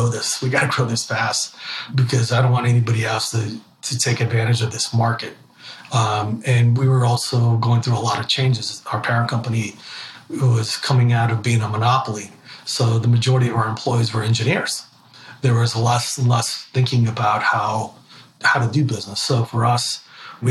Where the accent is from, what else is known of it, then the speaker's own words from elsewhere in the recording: Ecuador; now in United States; I'm actually from Ecuador, South America, and my Spanish has gotten better